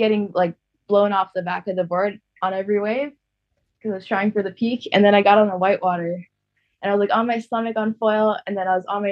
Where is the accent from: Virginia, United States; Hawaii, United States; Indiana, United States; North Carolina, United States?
Hawaii, United States; Maui; I was born in Maui